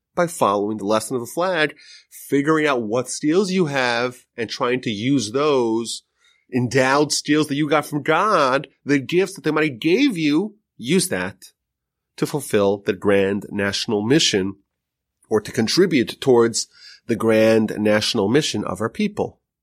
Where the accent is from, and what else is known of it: United States